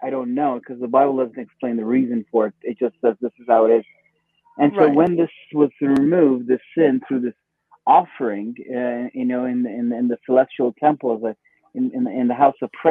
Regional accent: Iran; moved away; I was born in Iran

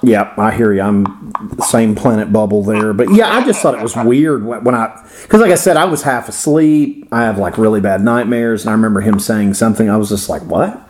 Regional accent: Florida, United States; accent: Florida; my Florida accent.

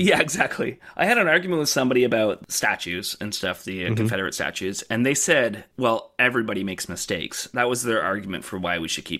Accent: Brockville, Ontario, Canada; There's a Facebook group for my hometown of Brockville called like Brockville History or something

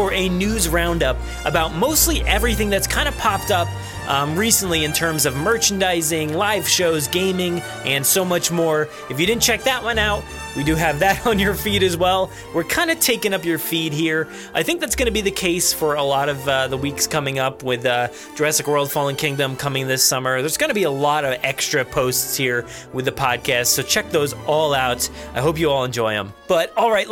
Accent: New Jersey, United States; accent: Jersey; I have like a Jersey accent

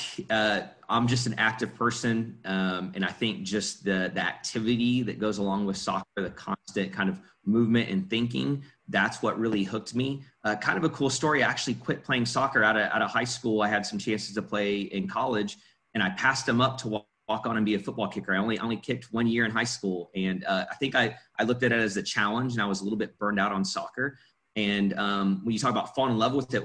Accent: Oklahoma, United States; also born or lived in Illinois; I moved to Oklahoma when I was five from Illinois

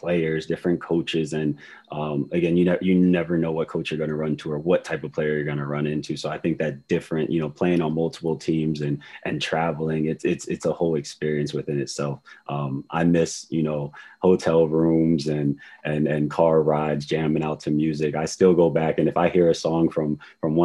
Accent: Reading, Pennsylvania, United States; I'm from Reading, Pennsylvania. It's a small city about 45 minutes to an hour outside of Philadelphia

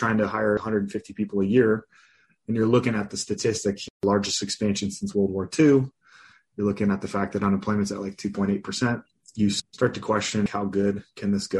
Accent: Los Angeles, California, United States; also born or lived in Colorado; now in Windsor, Colorado, United States; I grew up in Los Angeles, California

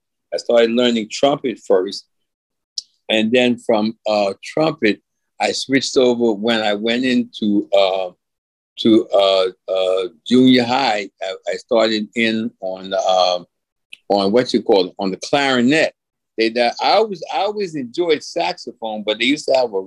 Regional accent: New York City, New York, United States; now in Queens, New York, United States; I'm originally... from Brooklyn, New York. I'm living in Queens now

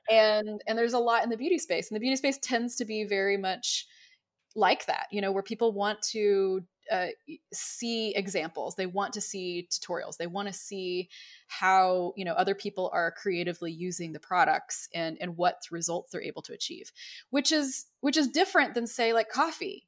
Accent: Dallas-Fort Worth area, Texas, United States; growing up in the Dallas-Fort Worth area

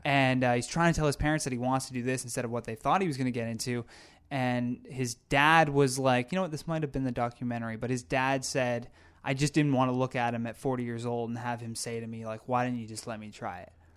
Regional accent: Brockville, Ontario, Canada; I grew up in such a small town

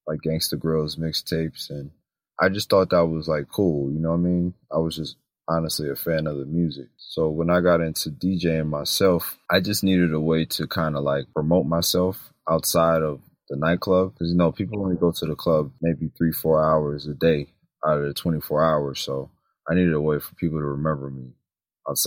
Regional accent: New York City, New York, United States; moved away as an adult; now in Atlanta, United States; I'm originally from New York City, but I've been living in Atlanta for about 12 years now

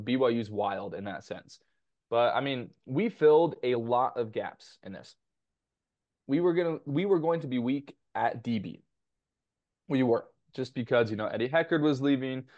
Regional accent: Temecula, California, United States; Basically my hometown, my wife's hometown.

